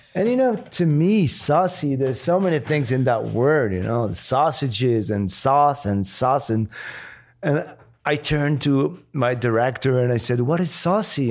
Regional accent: Morocco; English is a second language; moved away; also born or lived in France; I was born and raised in Morocco before moving to France

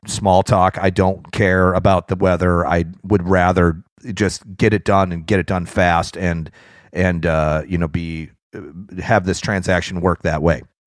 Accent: near Chicago, Illinois, United States; I grew up near Chicago

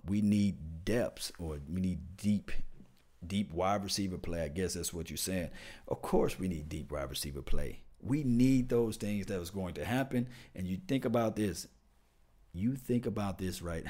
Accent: Mississippi, United States; I'm from Mississippi

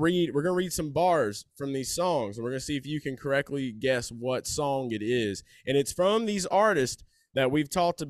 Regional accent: New Orleans, Louisiana, United States; I'm from the New Orleans area.

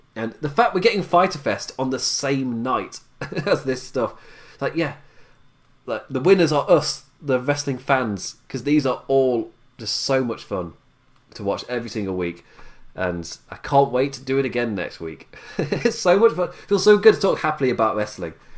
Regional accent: England, United Kingdom; I'm English

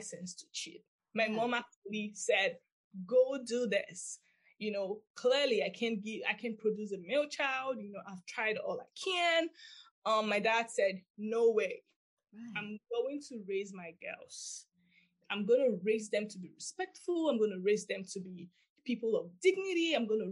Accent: Nigeria; moved away; I actually grew up in Nigeria

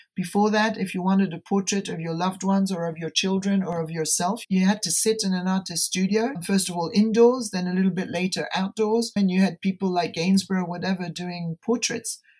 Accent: Geneva, Switzerland; also born or lived in Denver; I returned to my hometown, Geneva, in Switzerland

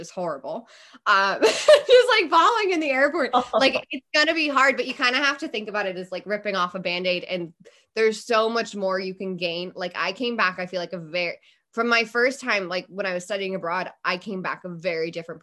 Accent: Cleveland, Ohio, United States; moved away; also born or lived in San Diego; I love my hometown. It's great, but like, I'm not connected to Cleveland

